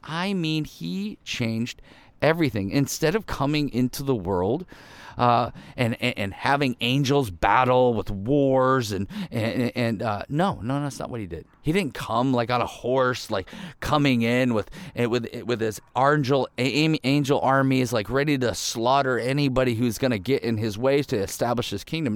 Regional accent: Ohio, United States; I grew up in the Midwest, uh, in Ohio

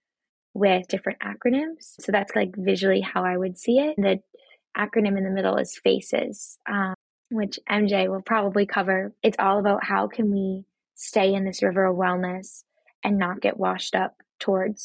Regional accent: Massachusetts, United States; moved away; I am originally from Massachusetts

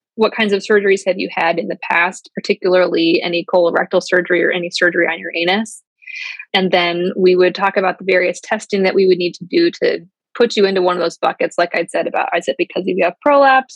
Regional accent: outside of the Chicagoland area, Illinois, United States; moved away as an adult; also born or lived in Ohio / Atlanta / Wisconsin; now in Cleveland, United States; I'm mostly from the outside of the Chicagoland area

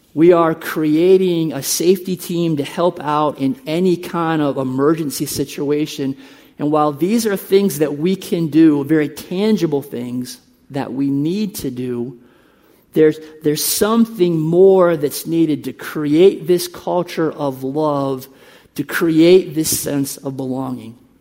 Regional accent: United States; moved away as an adult; also born or lived in Uruguay; We are from the United States.

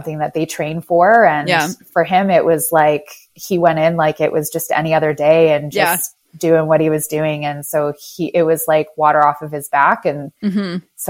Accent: Canada; also born or lived in Moncton / Vancouver / Ottawa / Washington, District of Columbia, United States; I basically say that I'm a Canadian gypsy in a way.

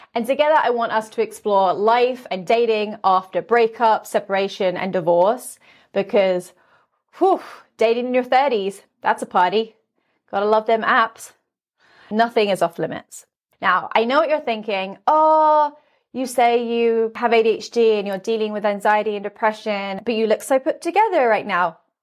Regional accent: London, United Kingdom; now in Las Vegas, United States; I'm originally from London, but now I live in Las Vegas.

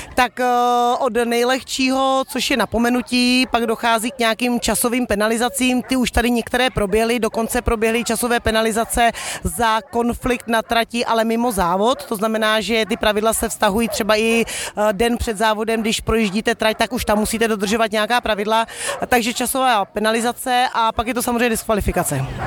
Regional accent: Czechia; jako Češi

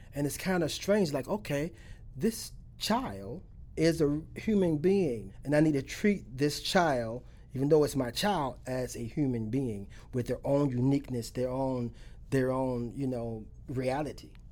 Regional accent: Alachua, Florida, United States; I'm from Alachua. I'm a country boy from Alachua

